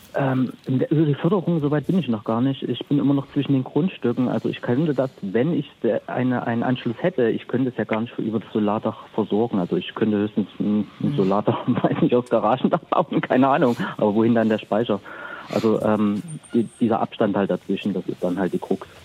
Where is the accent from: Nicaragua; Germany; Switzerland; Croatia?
Germany; the East, East Germany; now in Peine, Germany; ich komme auch aus dem Osten